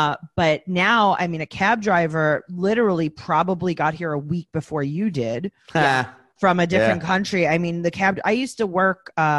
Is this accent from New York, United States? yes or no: yes; New York, United States; accent: New Yorker; since I'm a New Yorker accent